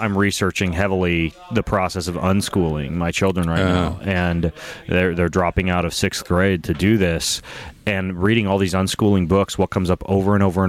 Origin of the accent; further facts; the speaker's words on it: Lewiston, Idaho, United States; I grew up in Lewiston, Idaho. And I was homeschooled.